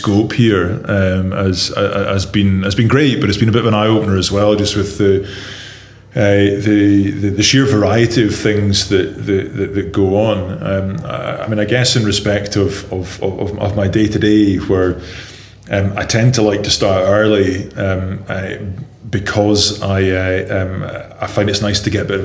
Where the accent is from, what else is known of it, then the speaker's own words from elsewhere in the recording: Dundee, Scotland, United Kingdom; now in Northern Ireland, United Kingdom; I grew up in Dundee